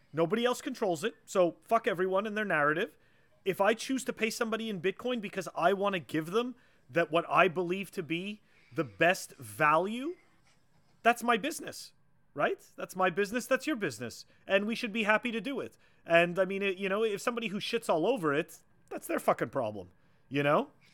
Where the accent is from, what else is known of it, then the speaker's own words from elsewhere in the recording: Montreal, Quebec, Canada; now in Massachusetts, United States; I grew up in Montreal